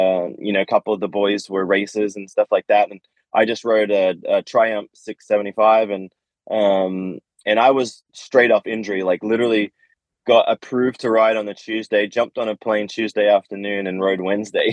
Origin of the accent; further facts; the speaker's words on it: Australia; I grew up in Australia